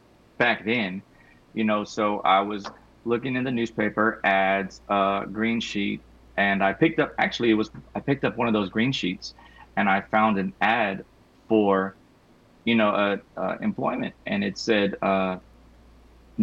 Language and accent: English; Houston, Texas, United States; I'm from Houston, Texas. I recently started a company called ENSO Refinish and Restorations out here in Houston, Texas